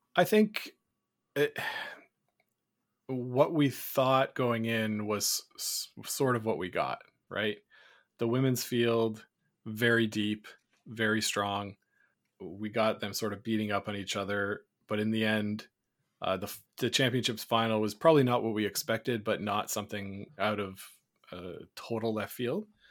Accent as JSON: {"language": "English", "country": "Canada", "said": "as a Canadian"}